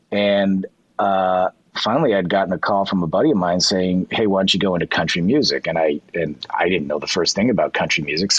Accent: Boston, Massachusetts, United States; My hometown of Boston had been hit by a radioactive meteor. I was 6 years old.

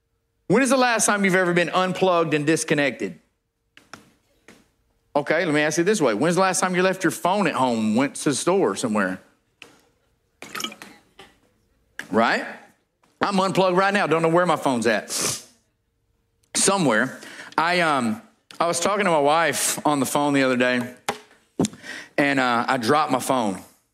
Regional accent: California, United States; But I'm from Southern California. My mother grew up saying that.

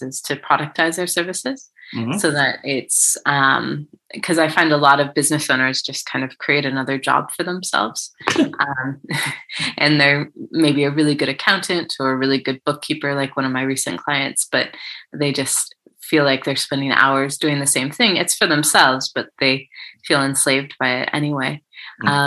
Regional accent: United States; moved away as an adult; now in Cardiff, United Kingdom; I'm from the States, as you can tell, and I have British family. And so I came over about 6 years ago to the UK

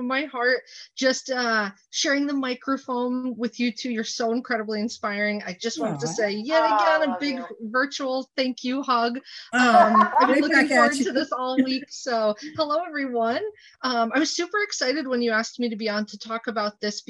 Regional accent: Clifton Park, New York, United States; also born or lived in Albany, New York; I was born in Albany and grew up in Clifton Park

